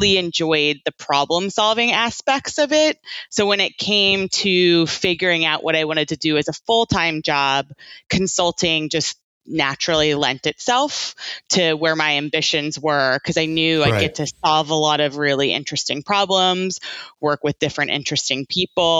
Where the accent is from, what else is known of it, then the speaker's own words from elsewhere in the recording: Virginia, United States; moved away as an adult; also born or lived in Georgia; now in London, United Kingdom; I grew up in Virginia